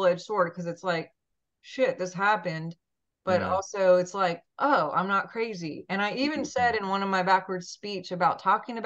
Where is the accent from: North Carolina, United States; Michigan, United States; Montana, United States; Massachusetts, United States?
Montana, United States; moved away; I'm from Montana originally